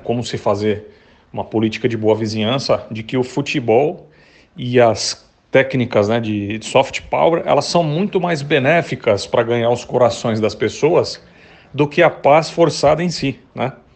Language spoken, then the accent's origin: Portuguese; Brazil; nós que somos brasileiros